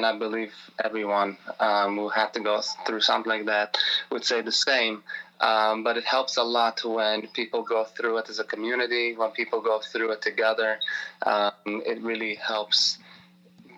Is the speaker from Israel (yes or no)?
yes; Israel; now in Baltimore, United States; I come from Israel originally